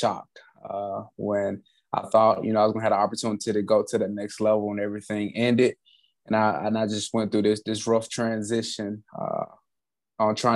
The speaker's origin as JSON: {"language": "English", "region": "Alabama", "country": "United States", "tie": "born or raised there", "said": "I grew up in Alabama, inside of the United States"}